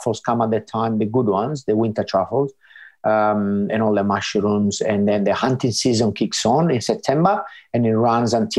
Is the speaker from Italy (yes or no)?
yes; Sardinia, Italy; moved away as an adult; now in Australia; I grew up in a small village